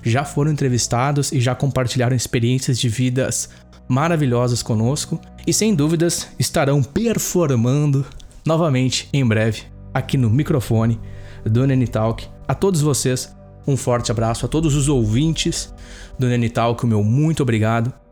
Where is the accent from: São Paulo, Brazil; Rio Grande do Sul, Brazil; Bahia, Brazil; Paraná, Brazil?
Rio Grande do Sul, Brazil; Campo Bom; … na minha cidade natal de Campo Bom, no Vale dos Sinos.